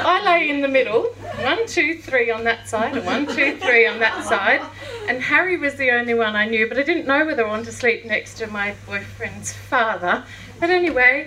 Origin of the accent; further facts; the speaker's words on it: Daylesford, Victoria, Australia; So then I grew up in Daylesford and down at Shepherd's Flat